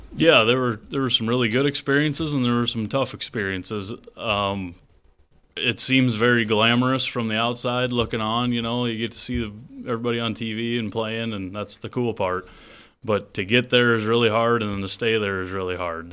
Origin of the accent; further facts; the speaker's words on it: Worthington, Iowa, United States; I grew up just outside of Worthington, Iowa.